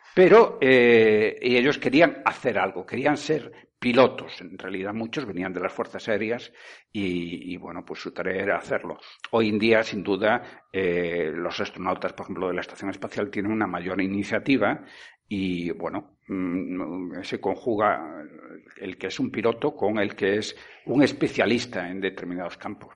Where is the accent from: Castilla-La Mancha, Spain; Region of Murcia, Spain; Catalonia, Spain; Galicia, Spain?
Galicia, Spain; Vigo; now in Tenerife, Spain; Yo nací en Vigo, crecí allí, pero yo soy canario.